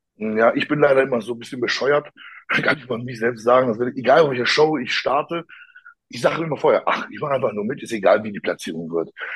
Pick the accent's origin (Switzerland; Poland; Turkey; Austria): Poland; dass ich auch Pole bin oder Polnisch sprechen kann